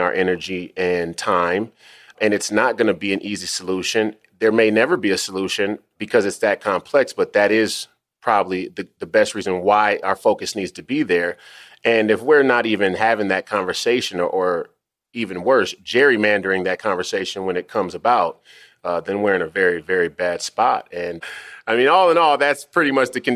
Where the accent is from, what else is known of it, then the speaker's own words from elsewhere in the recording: Minnesota, United States; Senator Wellstone, who's from my hometown or my home state of Minnesota